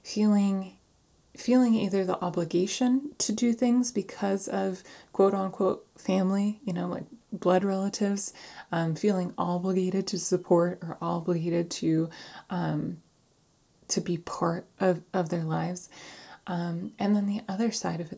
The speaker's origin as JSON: {"language": "English", "town": "San Diego", "region": "California", "country": "United States", "tie": "born or raised there", "moved": "yes", "said": "my hometown, San Diego"}